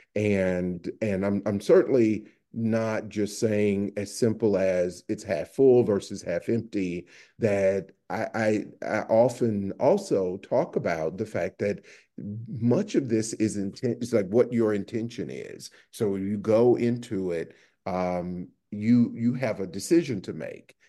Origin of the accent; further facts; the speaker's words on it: the South, United States; moved away; also born or lived in New Haven; I'm originally from the South